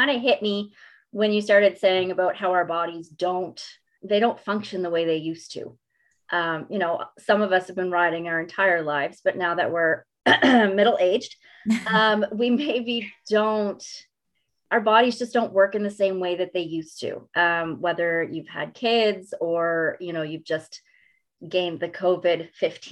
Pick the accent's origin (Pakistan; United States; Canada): Canada; Mount Uniacke, Nova Scotia; I was a stable hand in probably every little barn in Mount Uniacke growing up